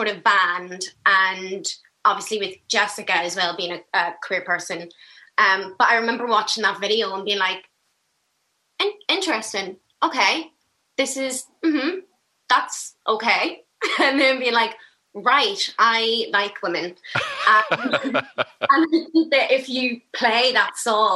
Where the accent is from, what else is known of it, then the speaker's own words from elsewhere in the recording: Belfast, Northern Ireland, United Kingdom; Belfast, West Belfast